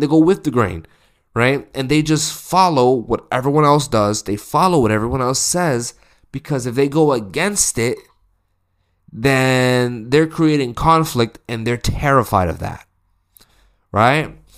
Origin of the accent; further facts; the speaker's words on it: the West, United States; I'm from America. I'm, I'm from the West.